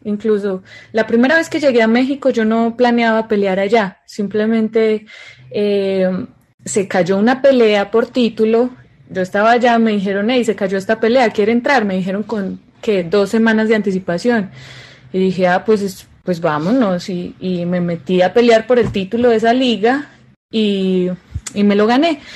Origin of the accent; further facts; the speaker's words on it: Medellín, Antioquia, Colombia; estar aquí en, mi tierrita. Yo soy de Medellín, Colombia